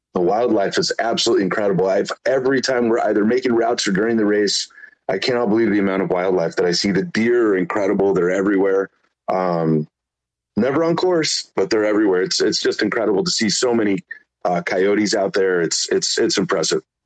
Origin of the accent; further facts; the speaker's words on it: Mexico; now in San Diego, United States; myself being from Mexico as well. Originally, I live in San Diego, but I'm from Mexico